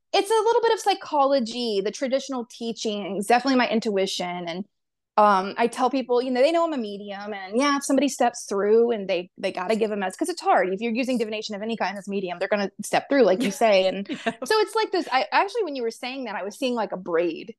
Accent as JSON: {"language": "English", "town": "Pensacola", "region": "Florida", "country": "United States", "tie": "born or raised there", "said": "I'm from Floribama. Pensacola, yeah, Pensacola, Florida, which is on the tip of the panhandle of Florida"}